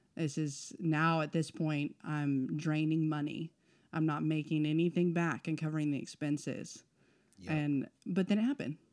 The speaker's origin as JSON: {"language": "English", "town": "El Paso", "region": "Texas", "country": "United States", "tie": "born or raised there", "also_born_or_lived": "Oklahoma", "moved": "yes", "said": "born in Texas."}